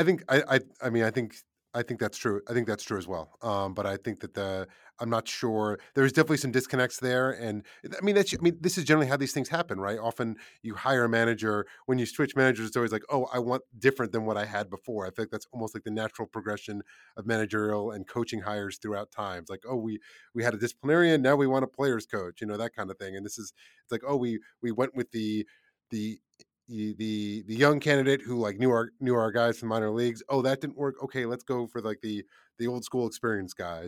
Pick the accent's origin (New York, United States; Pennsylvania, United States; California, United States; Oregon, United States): New York, United States; New York City; growing up in New York City